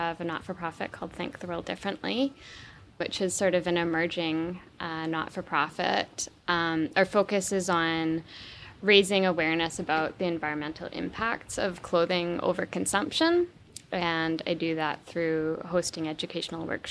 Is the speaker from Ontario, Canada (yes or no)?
no; Vancouver Island, British Columbia, Canada; I grew up on the west coast of Canada. I grew up on Vancouver Island